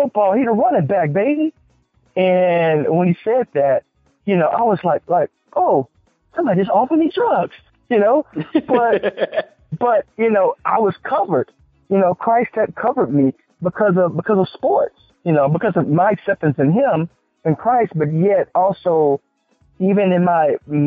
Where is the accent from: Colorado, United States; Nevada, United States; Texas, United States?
Texas, United States; moved away; also born or lived in Atlanta / Houston / San Francisco; I'm from Texas